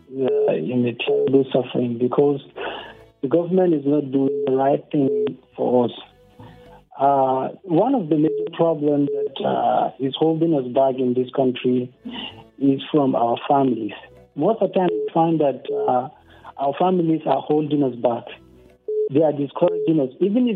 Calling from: Pankshin, Plateau, Nigeria; I'm calling from Pangshin.

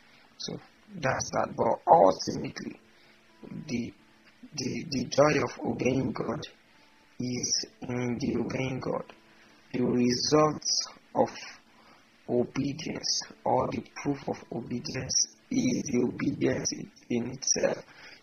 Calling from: Ibadan, Oyo, Nigeria; I'm recording from Nigeria. I'm in Ibadan, to be precise

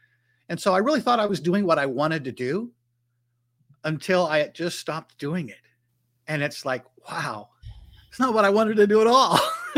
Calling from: North Carolina, United States; This time I'm actually in my home office in North Carolina.

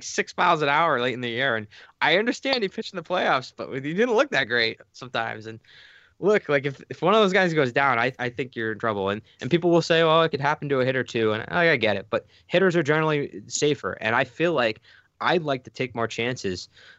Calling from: Buffalo, New York, United States; I'm calling in from Buffalo right now.

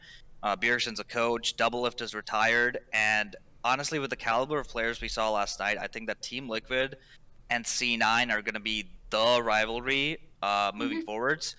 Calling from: King of Prussia, Pennsylvania, United States; King of Prussia. I don't know if you remember me calling like way back when.

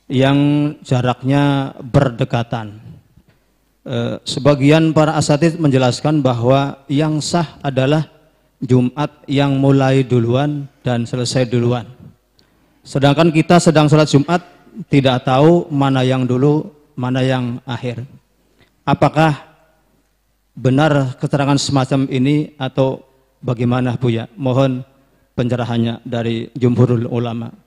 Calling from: Indramayu, West Java, Indonesia; saya dari Hargolis Indramayu mau bertanya mengenai ta'addudul Jum'ah

